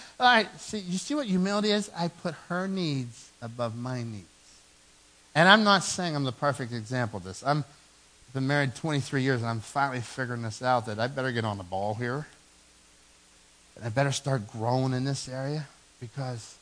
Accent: Dormont, Pennsylvania, United States; I came from Dormont, and I had a small yard in Dormont where I grew up.

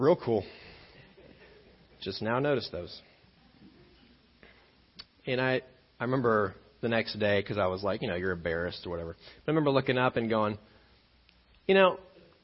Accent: Illinois, United States; I grew up in Illinois

